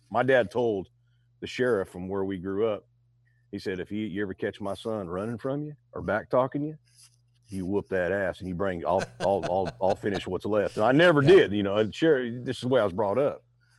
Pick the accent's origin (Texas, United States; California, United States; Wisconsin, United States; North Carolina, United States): California, United States; Modesto; I was born in Modesto, North California, raised there. And I stomped around in Oakdale, California is where my stomping grounds were and all up through Bakersfield.